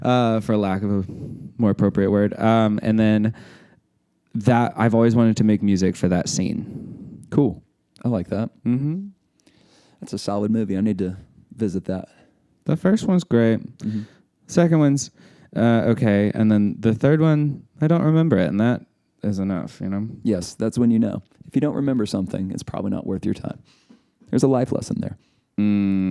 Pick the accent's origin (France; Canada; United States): United States; Cuba, Missouri; moved away as an adult; also born or lived in Springfield, Missouri / Denver, Colorado; now in Birmingham, Alabama, United States; I grew up in Missouri, small town Missouri, to be specific, Cuba, Missouri